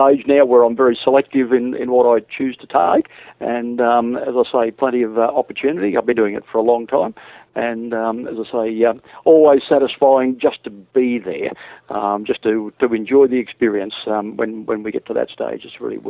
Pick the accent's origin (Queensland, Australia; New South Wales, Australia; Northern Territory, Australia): Queensland, Australia; I come from Queensland